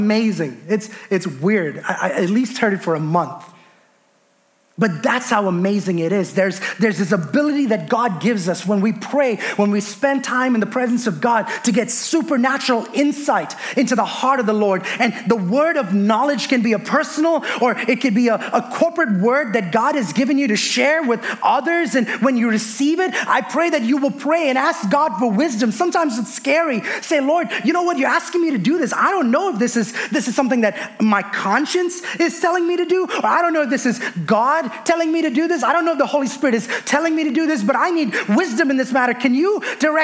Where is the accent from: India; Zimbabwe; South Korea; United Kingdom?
India; moved away as an adult; I was born and raised in India, moved here when I was 20 years old.